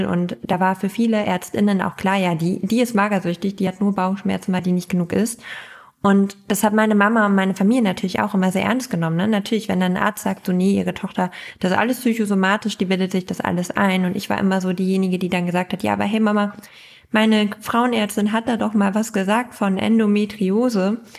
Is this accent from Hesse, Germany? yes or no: no; East Frisia, Lower Saxony, Germany; moved away as an adult; also born or lived in Berlin